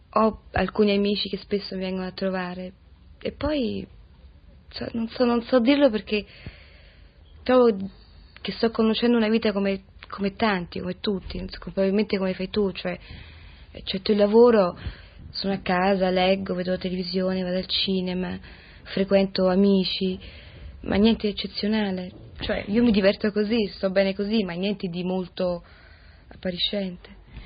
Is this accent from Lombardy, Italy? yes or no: no; Rome, Lazio, Italy; ho sempre vissuto a Roma, certo da bambina molto piccola